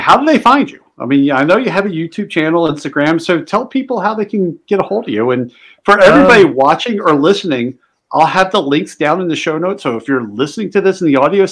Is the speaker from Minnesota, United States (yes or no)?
no; just outside of Philadelphia, Pennsylvania, United States; I grew up just outside of Philly